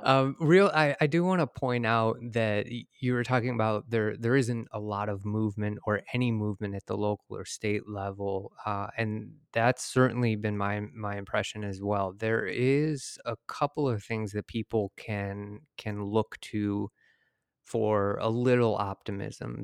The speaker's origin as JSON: {"language": "English", "town": "Detroit", "region": "Michigan", "country": "United States", "moved": "yes", "said": "I'm from Detroit originally"}